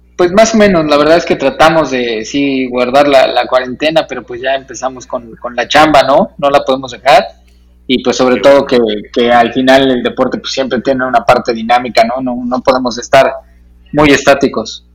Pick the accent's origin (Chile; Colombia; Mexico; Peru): Mexico; Tlalnepantla, State of Mexico; also born or lived in Monterrey; yo soy del Estado de México, de Tlane